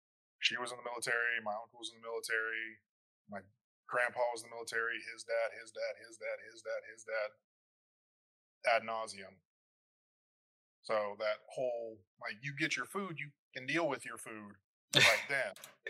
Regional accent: Philippines; born there; I was born in the Philippines.

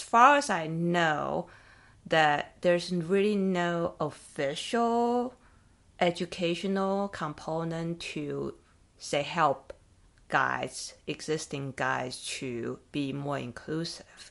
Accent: Taiwan; now in United States; I grew up in Taiwan

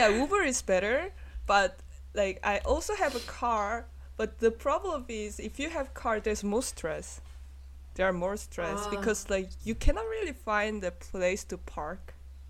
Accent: Munich, Bavaria, Germany; born and raised in Munich, so, like, this is not the problem to me, you know?

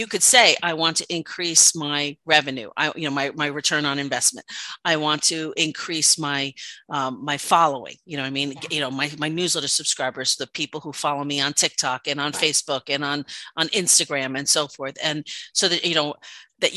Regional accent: New York, United States; accent: New York; my New York accent

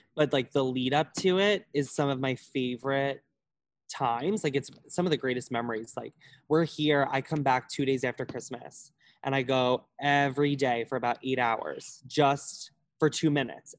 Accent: Holbrook, New York, United States; I am from Long Island, New York, like more specifically Suffolk County, Holbrook

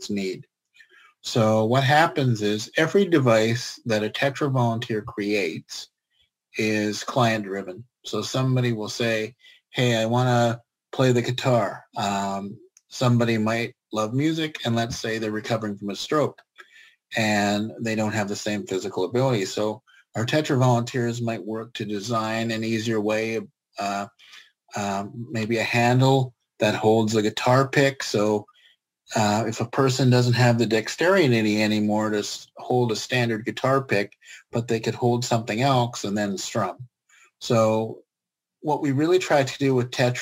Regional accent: Prince George, British Columbia, Canada; moved away as an adult; also born or lived in Gibsons; now in Vancouver, Canada; I basically grew up from the age of five. I started kindergarten through to my first year of college. So 5 to 18, I lived in Prince George.

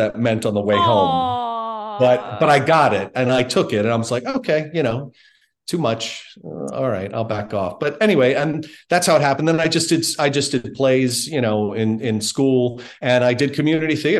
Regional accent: Baltimore, Maryland, United States; I grew up in Baltimore

